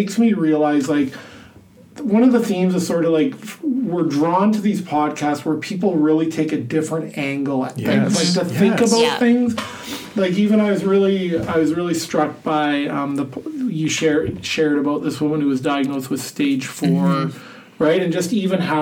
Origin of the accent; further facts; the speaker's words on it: Canada; now in Iowa, United States; I like being Canadian